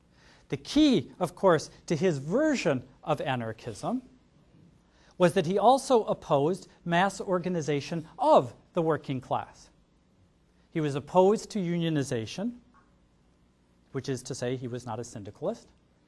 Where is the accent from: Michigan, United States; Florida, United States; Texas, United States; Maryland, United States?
Michigan, United States; Detroit; I'm from Detroit. I can make those jokes.